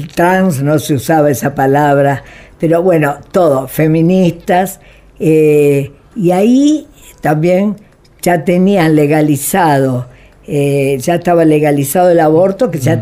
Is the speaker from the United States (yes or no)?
no; Buenos Aires, Argentina; moved away as an adult; also born or lived in Italy; la Argentina, es que es mi país, es donde nací. Aunque fui concebida en Italia, pero nací acá